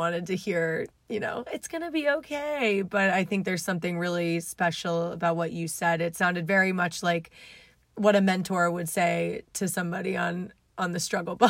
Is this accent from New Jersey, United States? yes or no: yes; New Jersey, United States; I'm an Italian from New Jersey.